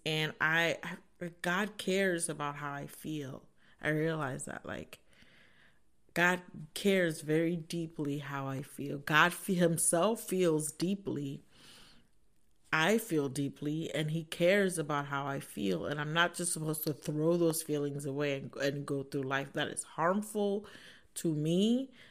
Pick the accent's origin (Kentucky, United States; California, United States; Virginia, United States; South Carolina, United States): Virginia, United States; Northern; moved away as an adult; now in Ohio, United States; I am from Northern Virginia, so I moved to a new state